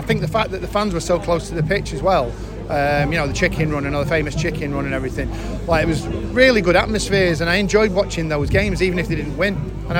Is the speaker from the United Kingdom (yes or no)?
yes; Urmston, North West England, United Kingdom; born or raised there